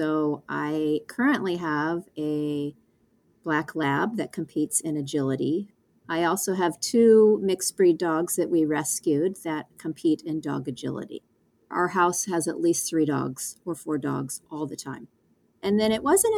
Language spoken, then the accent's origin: English; Seal Beach, California, United States; I grew up in Seal Beach, California